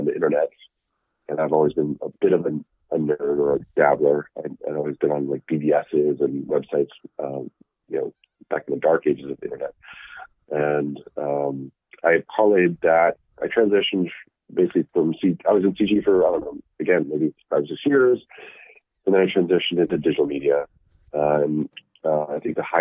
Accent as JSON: {"language": "English", "region": "Alabama", "country": "United States", "tie": "born or raised there", "also_born_or_lived": "San Francisco", "moved": "as an adult", "said": "I was raised in Alabama"}